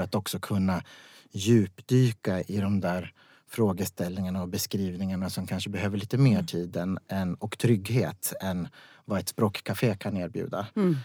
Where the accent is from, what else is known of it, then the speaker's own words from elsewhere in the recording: Vaplan, Jämtland, Sweden; moved away; jag kommer från Vaplan